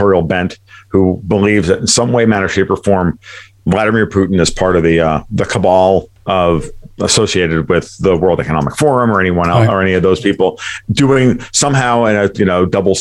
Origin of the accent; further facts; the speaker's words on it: New York, United States; now in Florida, United States; I'm from New York, but I live in Florida